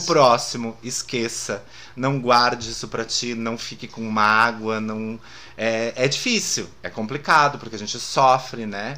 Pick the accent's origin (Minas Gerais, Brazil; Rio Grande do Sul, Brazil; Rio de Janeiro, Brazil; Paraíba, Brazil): Rio Grande do Sul, Brazil; Lajeado; moved away; also born or lived in Porto Alegre; eu também nasci em Lajado